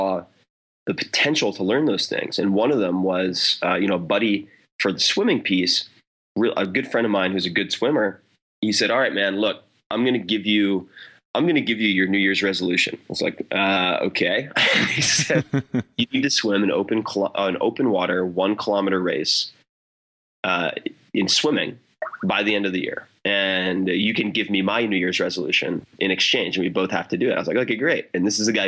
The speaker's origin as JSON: {"language": "English", "area": "Long Island", "region": "New York", "country": "United States", "tie": "born or raised there", "said": "I grew up on Long Island practically on the beach"}